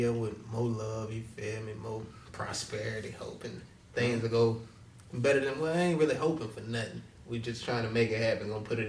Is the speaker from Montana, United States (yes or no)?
no; Mobile, Alabama, United States; Because I'm from Alabama.